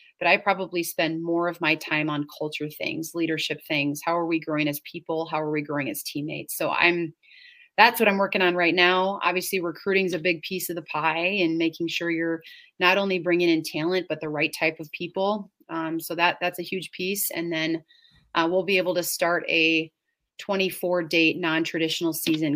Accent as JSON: {"language": "English", "area": "suburbs of Chicago", "region": "Illinois", "country": "United States", "tie": "born or raised there", "moved": "yes", "lives_now": "Stevens Point, United States", "said": "I grew up in Illinois. I grew up in the suburbs of Chicago"}